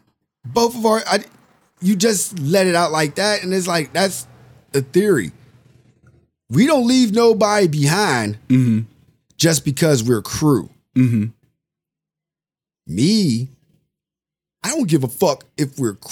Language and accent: English; United States; I'm American